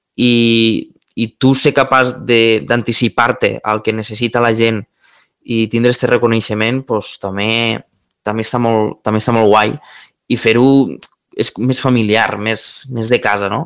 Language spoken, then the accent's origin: Catalan; Terres de l'Ebre, Catalonia, Spain; also born or lived in Tarragona; vinc d'un territori, vinc de les Terres de l'Ebre